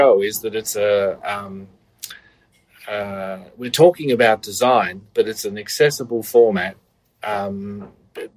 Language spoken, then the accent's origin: English; Australia; moved away as an adult; also born or lived in Melbourne; now in New York City, United States; you might have noticed I talk funny, I'm an Australian